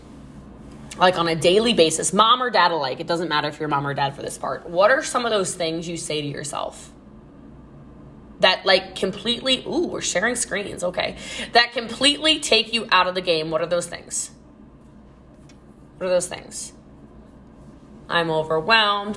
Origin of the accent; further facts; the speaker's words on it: United States; I'm American.